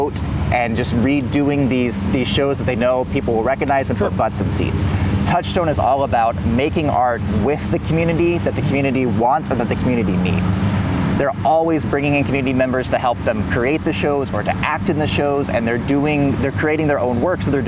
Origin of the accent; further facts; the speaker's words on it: Houston, Texas, United States; moved away as an adult; now in Bethlehem, United States; Yeah, so I grew up mostly in Houston